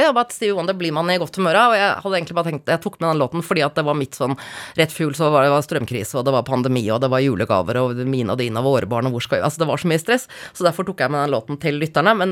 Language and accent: Norwegian; Oslo, Norway; Jeg er fra Ekeberg, Klambergseter, Røa Jeg har flyttet 30 ganger.